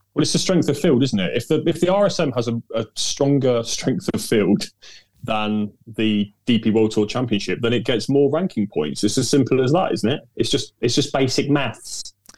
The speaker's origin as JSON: {"language": "English", "area": "Devon", "region": "South West England", "country": "United Kingdom", "tie": "born or raised there", "said": "I grew up in Devon"}